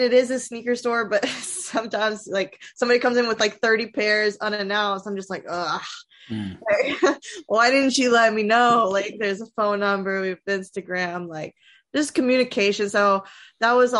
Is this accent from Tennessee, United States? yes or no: yes; Nashville, Tennessee, United States; I'm from Nashville, born and raised.